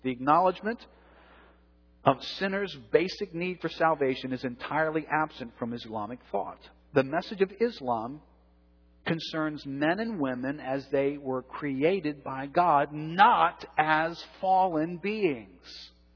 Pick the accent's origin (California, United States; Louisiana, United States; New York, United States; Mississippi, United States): Louisiana, United States; New Orleans; I've grown up in New Orleans. I was raised Catholic here in New Orleans.